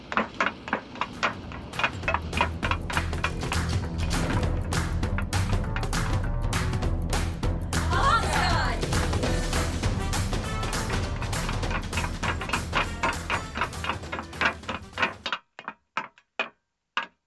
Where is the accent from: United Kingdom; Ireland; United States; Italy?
United Kingdom; England